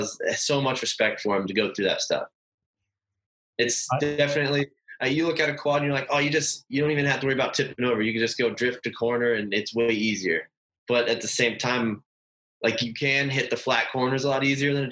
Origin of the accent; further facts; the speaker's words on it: Lancaster, California, United States; I was born in Lancaster, California